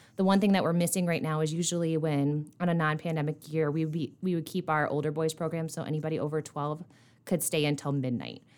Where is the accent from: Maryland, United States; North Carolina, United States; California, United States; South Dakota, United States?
South Dakota, United States; Dell Rapids; moved away as an adult; now in Rapid City, United States; I'm originally from Del Rapids, South Dakota, which is over by Sioux Falls. I grew up there